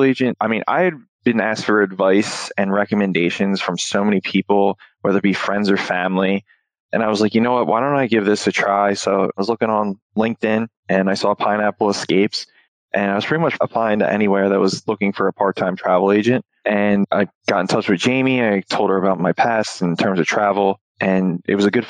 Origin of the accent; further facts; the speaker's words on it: Doylestown, Pennsylvania, United States; also born or lived in Philadelphia; I grew up in a little town called Doylestown